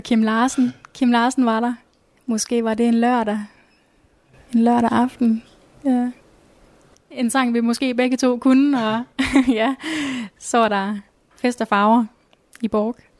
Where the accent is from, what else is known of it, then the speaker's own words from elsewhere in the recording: Nørre Omme / near Ringkøbing Fjord, Central Denmark Region, Denmark; moved away as an adult; now in Skjern, Denmark; Jeg kommer oprindeligt fra Nørreborg, som ligger ved, ved Ringkøbing Fjord